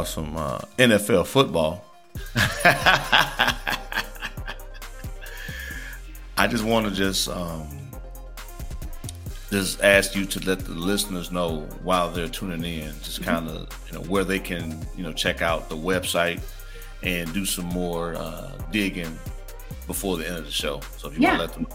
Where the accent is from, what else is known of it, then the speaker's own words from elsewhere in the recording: Midwest, United States; moved away; I'm originally from the Midwest